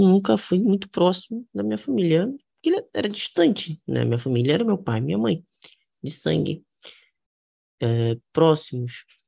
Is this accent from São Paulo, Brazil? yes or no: no; Rio de Janeiro, Brazil; eu sou do Rio de Janeiro. Eu cresci, fui nasci e cresci no Rio de Janeiro com meu pai e minha mãe